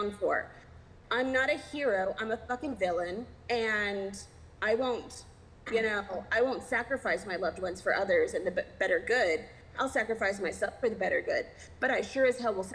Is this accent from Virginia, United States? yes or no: no; Texas, United States; moved away; I'm from Texas originally.